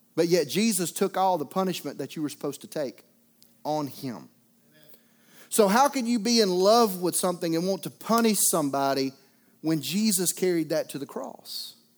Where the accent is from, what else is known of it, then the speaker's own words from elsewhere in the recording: Mobile area, Alabama, United States; moved away; We were in my hometown